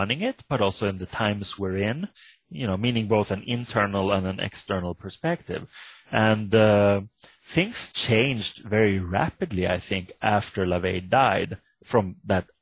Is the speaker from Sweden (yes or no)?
yes; Sweden; I come from Sweden